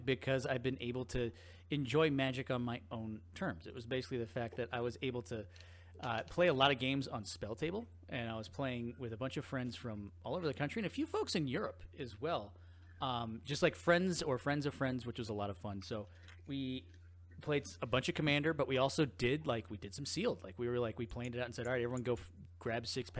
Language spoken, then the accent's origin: English; United States; I am an American.